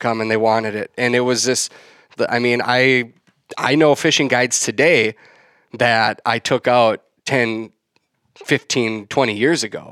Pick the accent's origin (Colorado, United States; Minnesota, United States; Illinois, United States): Minnesota, United States; west of the Twin Cities Metro; I grew up in West, just west of the, uh, Twin Cities Metro.